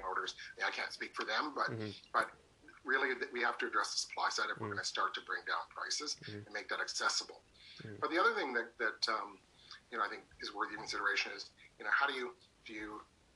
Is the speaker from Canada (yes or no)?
yes; Hamilton, Ontario, Canada; my hometown of Hamilton